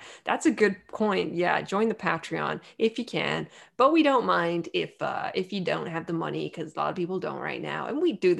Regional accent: United States; I, as an American man

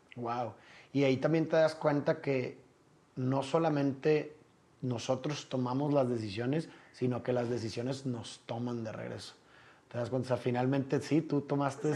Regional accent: Monterrey, Nuevo León, Mexico; Yo también soy de Monterrey

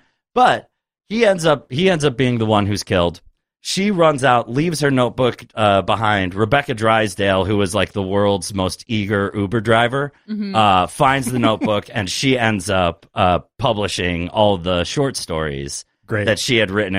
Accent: New York City, New York, United States; I'm from New York City.

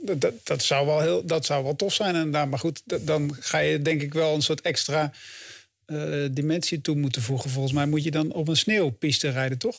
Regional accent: Achterhoek, Gelderland, Netherlands; moved away; ik kom uit de Achterhoek oorspronkelijk

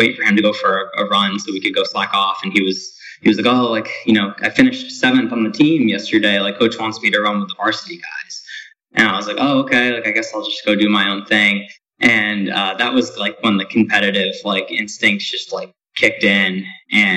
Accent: Niskayuna, New York, United States; also born or lived in Albany, New York; I'm from a town called Niskayuna

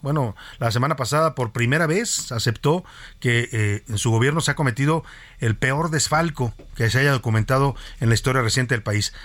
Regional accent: Mexico

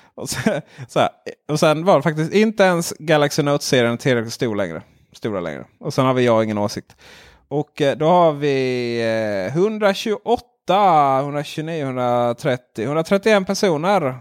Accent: Ronneby, Blekinge, Sweden; jag är från Ronneby

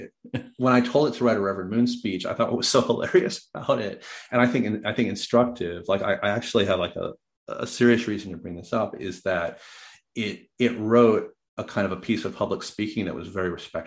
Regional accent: United States; accent: American; my weird American accent

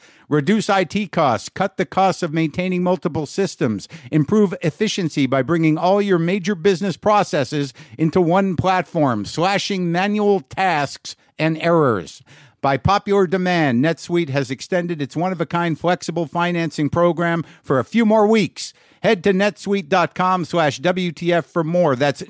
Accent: Albuquerque, New Mexico, United States; I'm broadcasting from Los Poblanos. Los Poblanos is in New Mexico, Albuquerque, the historic inn and organic farm just down the street from where I grew up.

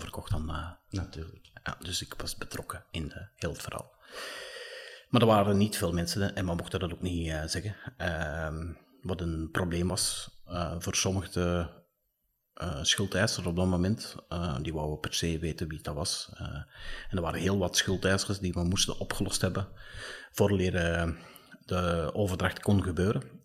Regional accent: Belgium; wij daar als, als, als Belgen

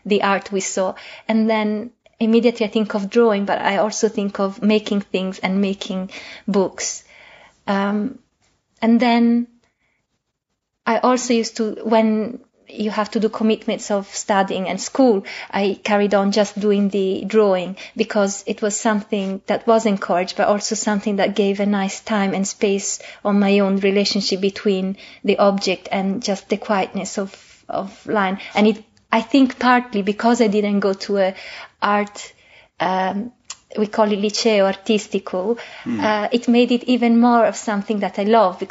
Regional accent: Italy; moved away as an adult; now in London, United Kingdom; when I grew up in Italy, it was only a couple of private colleges in Milan

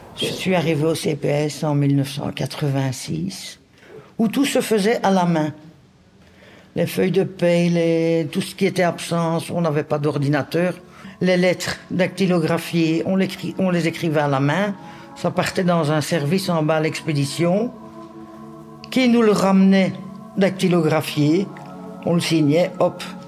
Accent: Anderlecht, Brussels-Capital Region, Belgium; Je suis d'Anderlecht

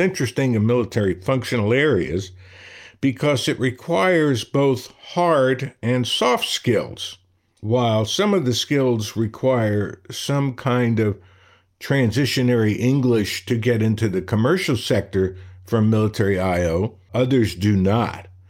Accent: Brooklyn, New York, United States; growing up in Brooklyn

